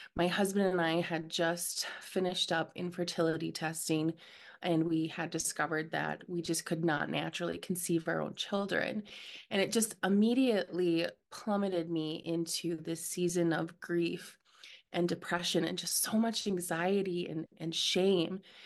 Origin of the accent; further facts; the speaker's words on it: Minnesota, United States; I'm from Minnesota